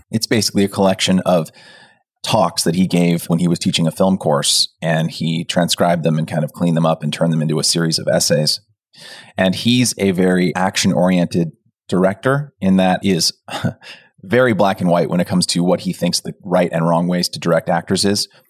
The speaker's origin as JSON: {"language": "English", "town": "Pleasanton", "region": "California", "country": "United States", "tie": "born or raised there", "moved": "as an adult", "said": "moving from my hometown of Pleasanton to college"}